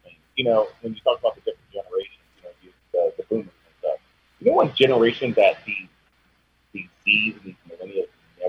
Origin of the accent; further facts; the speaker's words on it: California, United States; I grew up in California